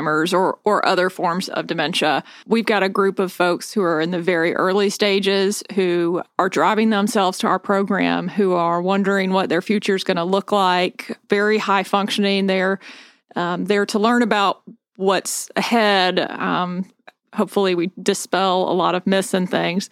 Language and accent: English; Spartanburg, South Carolina, United States; now in Charleston, United States; I grew up in Sparkle City